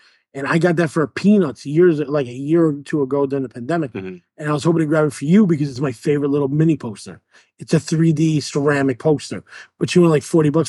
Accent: New York, United States; I'm a New Yorker.

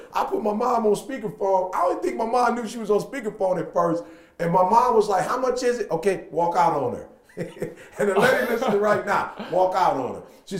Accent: Michigan, United States; In Michigan, from October to really May, it's cold.

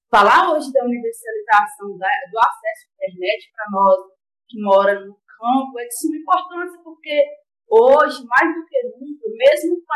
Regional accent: Ouro Verde de Minas, Minas Gerais, Brazil; sou lá de Ouro Verde de Minas, do Plano Santa Cruz, né?

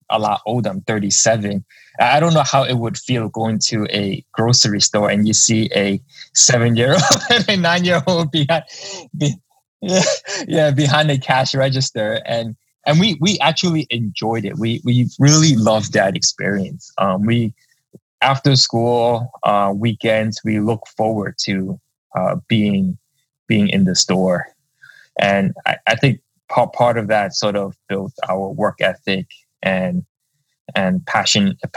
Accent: New York City, New York, United States; I was born and raised in uh, Lower Manhattan. Um, right now, that area is called Two Bridges. Uh, went to school at PS 124. Uh, that's right in Confucius Plaza.

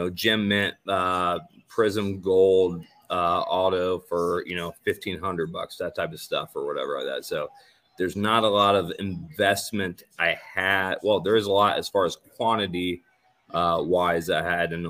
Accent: Indiana, United States; now in Florida, United States; I'm originally from Indiana

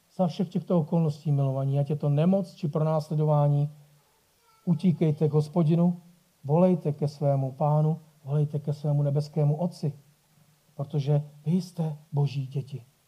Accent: Bohemia, Czechia; tady u nás v Čechách

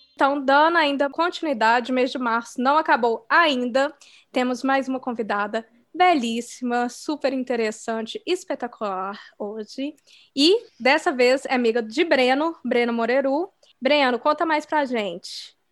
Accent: Brazil; moved away; no meu país de origem, no Brasil

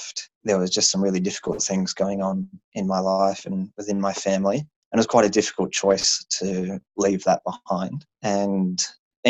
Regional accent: Australia; also born or lived in Japan; I think as an Australian in America

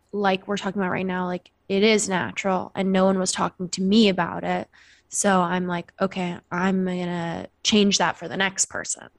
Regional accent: Seattle, Washington, United States; moved away; I'm from Seattle, Washington originally

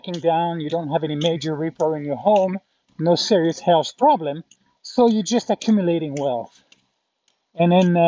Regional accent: France; moved away as an adult; also born or lived in Kerrville, Texas, United States; I had to go back to France

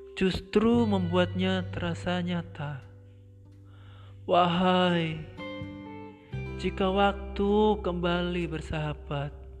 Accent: Blora, Central Java, Indonesia; now in Semarang, Indonesia; saya masih berada di posisi di kampung halaman saya, tepatnya di Blora.

